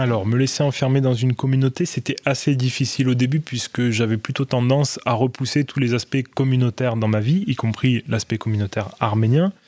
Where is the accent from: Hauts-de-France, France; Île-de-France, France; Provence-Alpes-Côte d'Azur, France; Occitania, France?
Provence-Alpes-Côte d'Azur, France; Marseille; je suis né à Marseille, donc au début des années 90. Et euh, mes parents aussi sont également nés à Marseille. On, est à Marseille depuis euh, quatre générations